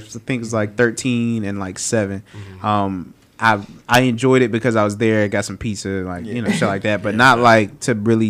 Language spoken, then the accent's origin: English; Zebulon, North Carolina, United States; I'm from Zebulon.